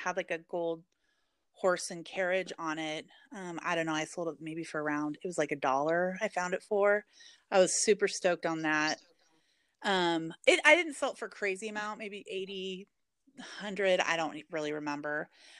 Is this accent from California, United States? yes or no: no; Portland, Oregon, United States; And I'm from Portland, Oregon, so it was like really big.